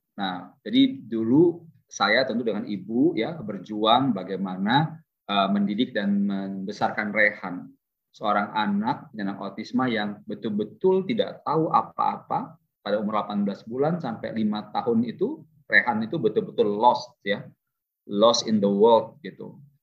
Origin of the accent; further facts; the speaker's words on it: Bandar Lampung, Lampung, Indonesia; saya juga lahirnya di Lampung loh. Lahir besar, tamat SMA di Lampung, SMA Negeri 2 Tanjung Karang